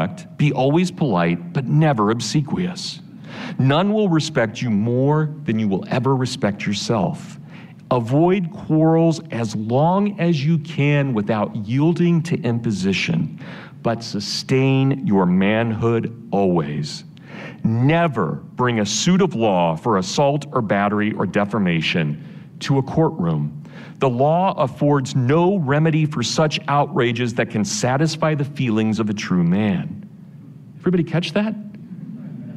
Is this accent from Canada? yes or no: no; Kansas, United States; I'm from Kansas, I'm a Volga German, Russian German stock